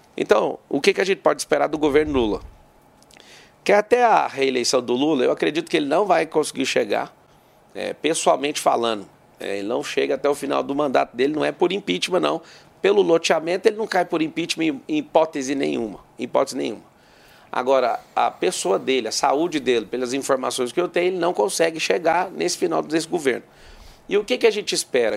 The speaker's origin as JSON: {"language": "Portuguese", "region": "Goiás", "country": "Brazil", "said": "Eu sou goiano também"}